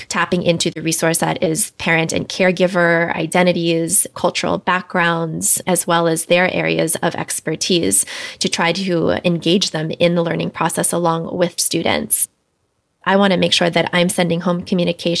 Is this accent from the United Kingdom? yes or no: no; Washington, District of Columbia, United States; moved away as an adult; also born or lived in Los Angeles; I grew up in Washington, D.C., but I went to graduate school out in Los Angeles